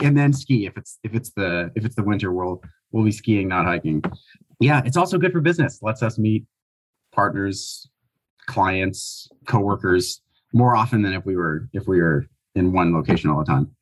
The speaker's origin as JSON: {"language": "English", "region": "Minnesota", "country": "United States", "tie": "born or raised there", "said": "We're both currently in Minnesota, uh, where we grew up"}